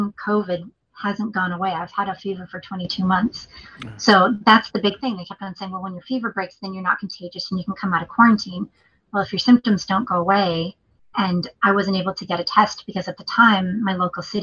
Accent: New England, United States; moved away; I'm from New England too.

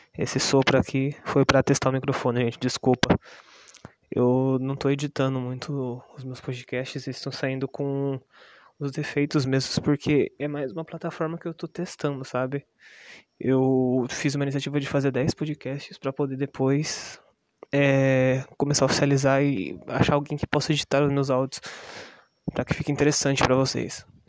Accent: Brazil; eu sou brasileiro

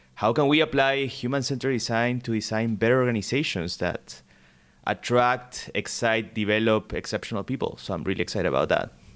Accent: Las Vegas, Nevada, United States; I'm originally from Las Vegas, Nevada. Grew up there.

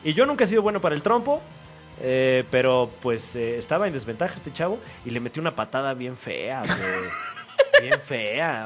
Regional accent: State of Mexico, Mexico; yo soy oriundo del Estado de México

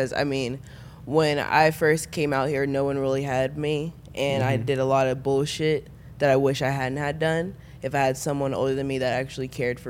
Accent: Dallas, Texas, United States; I am from Dallas.

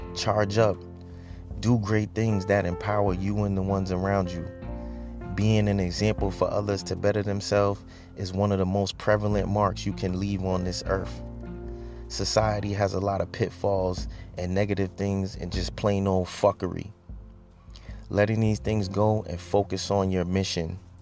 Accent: Boston, Massachusetts, United States; I grew up in Boston, mainly grew up in the rougher parts

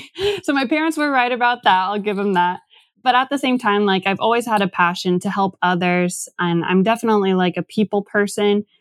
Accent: Tacoma, Washington, United States; now in Seattle, United States; I'm from Tacoma originally. Went to school all in that area

